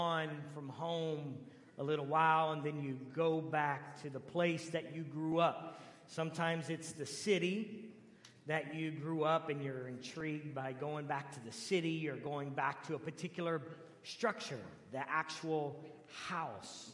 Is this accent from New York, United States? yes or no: no; Canton, Ohio, United States; moved away; my home where I grew up is the amazing, great city of Canton, Ohio